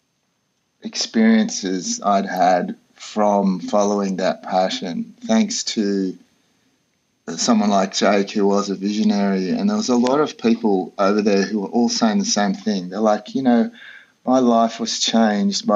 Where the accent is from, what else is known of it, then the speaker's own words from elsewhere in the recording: Australia; moved away as an adult; also born or lived in Colorado; I grew up in Australia, lived in the outback for many years